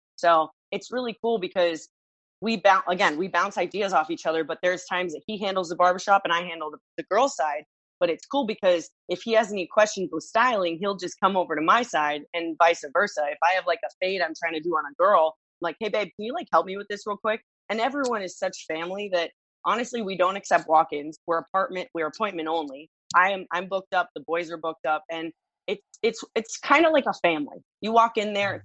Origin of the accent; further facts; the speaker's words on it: Los Angeles, California, United States; moved away as an adult; also born or lived in Santa Monica, California / Reseda, California; now in Miami, United States; I was born in Santa Monica, California. I was raised in Los Angeles